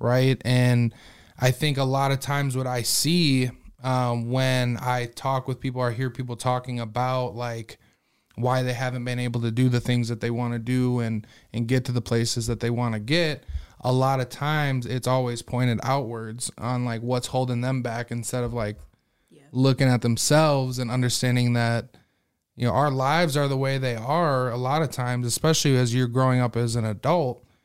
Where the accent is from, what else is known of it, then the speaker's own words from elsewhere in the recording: Sioux Falls, South Dakota, United States; also born or lived in Las Vegas, Nevada; I'm actually from Sioux Falls. I was born in Sioux Falls